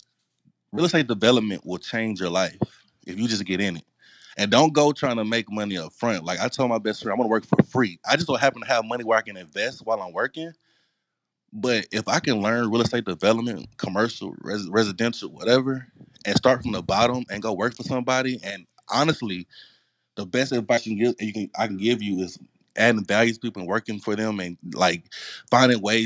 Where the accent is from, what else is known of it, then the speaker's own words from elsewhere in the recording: Houston, Texas, United States; I'm from Third Ward. I'm from the hood